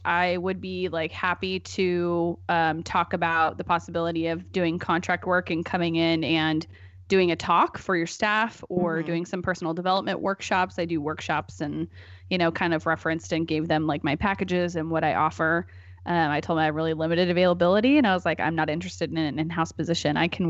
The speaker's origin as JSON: {"language": "English", "town": "Portland", "country": "United States", "tie": "born there", "said": "I was born in 1986 in Portland, and so I'm gonna be 33 this month."}